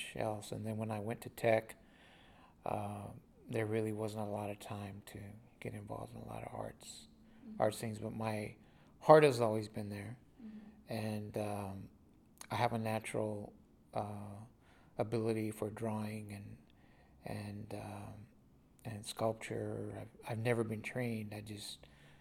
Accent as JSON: {"language": "English", "town": "Fort Stockton", "region": "Texas", "country": "United States", "tie": "born or raised there", "said": "I was born in West Texas, a little town called Fort Stockton, Texas. And that's where I grew up until I graduated from high school"}